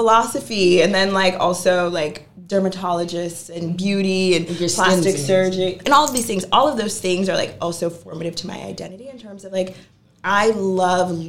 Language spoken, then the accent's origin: English; Massachusetts, United States; moved away as an adult; now in Brooklyn, New York, United States; coming from Massachusetts